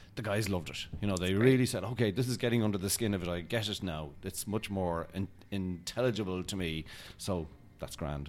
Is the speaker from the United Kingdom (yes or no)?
no; Ireland; I'm Irish